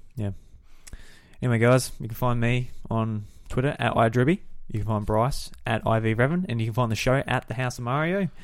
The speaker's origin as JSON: {"language": "English", "country": "Australia"}